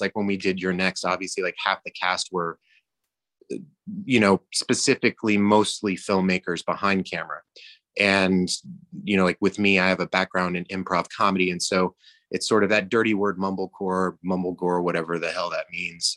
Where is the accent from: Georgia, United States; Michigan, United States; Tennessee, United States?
Georgia, United States; I grew up in Georgia